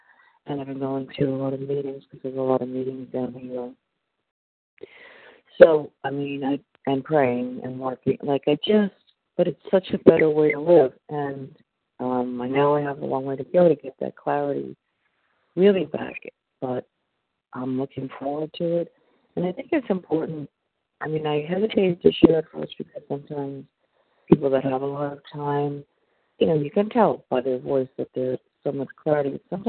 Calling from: Florida, United States; I'm calling from Florida, and we're traveling.

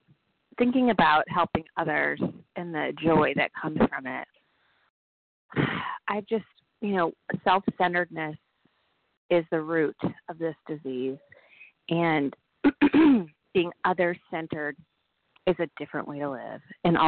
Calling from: Nashville, Tennessee, United States; Hi, this is … I'm calling from Nashville, Tennessee.

